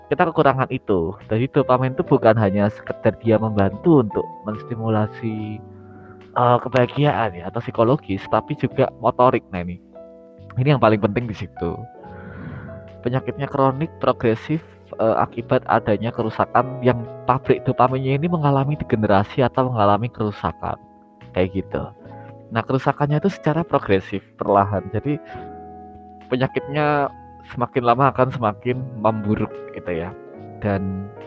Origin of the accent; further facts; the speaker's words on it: Yogyakarta, Special Region of Yogyakarta, Indonesia; aku asli Jogja tinggal di Jogja